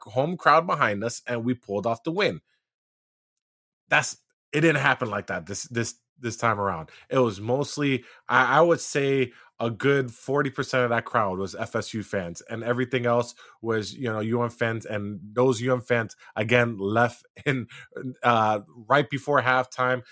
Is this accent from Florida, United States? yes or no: yes; Miami, Florida, United States; I am from Miami